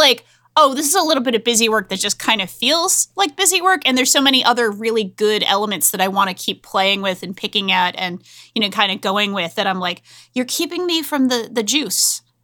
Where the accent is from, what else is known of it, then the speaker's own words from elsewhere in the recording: Rhode Island, United States; a woman from Rhode Island